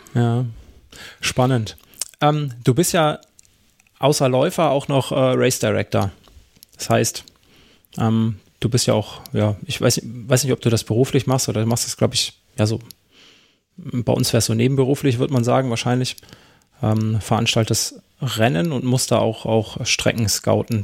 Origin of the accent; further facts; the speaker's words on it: Germany; bei uns in Deutschland